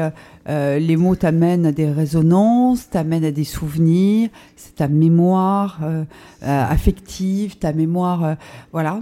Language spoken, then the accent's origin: French; Lorraine, Grand Est, France; moved away; j'ai commencé notamment euh, à 16 ans en toquant à la porte du, Républicain Lorrain chez moi en Lorraine